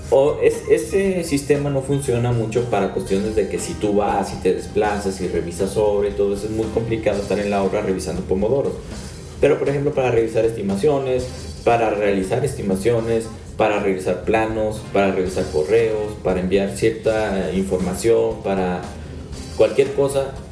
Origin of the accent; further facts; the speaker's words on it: Mexico; Claro que soy mexicano